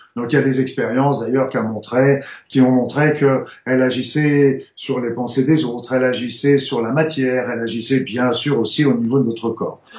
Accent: France; je suis français

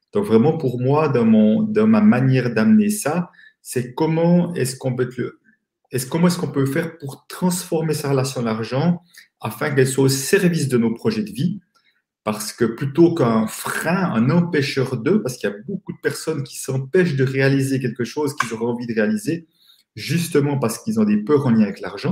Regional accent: Switzerland; accent: Swiss; je suis euh, suisse, comme euh, mon accent va peut-être me trahir

